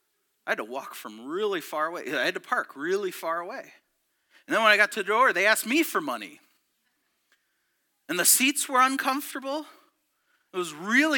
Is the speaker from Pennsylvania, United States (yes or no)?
no; near Detroit, Michigan, United States; also born or lived in Petoskey, Michigan; I was born in Petoskey, and then we moved down near Detroit, and it was in the 80s